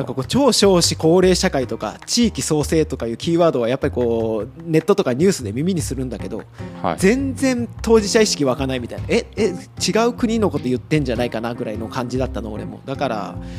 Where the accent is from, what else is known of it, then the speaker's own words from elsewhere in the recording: Tagawa, Fukuoka, Japan; moved away as an adult; also born or lived in Tokyo / Italy; 僕あの福岡県田川市出身なんですけど